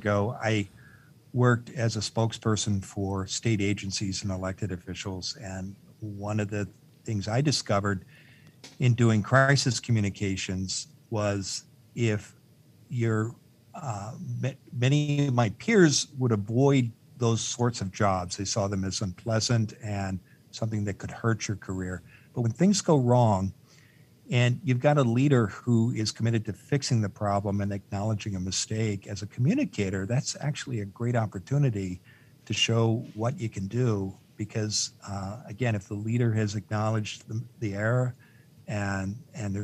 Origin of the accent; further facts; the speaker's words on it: Eastern Iowa, United States; I grew up in Eastern Iowa